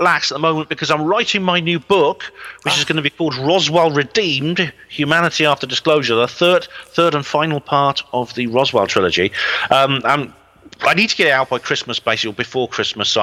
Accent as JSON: {"language": "English", "region": "Wales", "country": "United Kingdom", "moved": "yes", "said": "I come from Wales originally"}